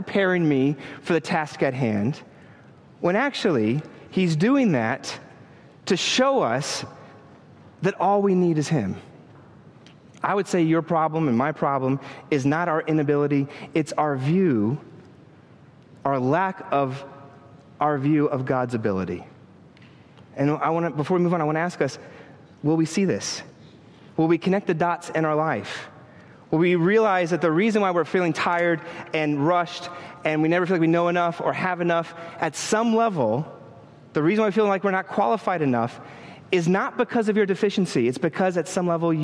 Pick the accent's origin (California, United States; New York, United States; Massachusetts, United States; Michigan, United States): New York, United States; New York City; as a New Yorker